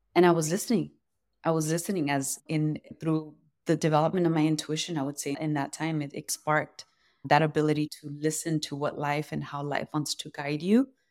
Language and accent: English; Los Angeles, California, United States; I grew up around the Royal Seco here in Los Angeles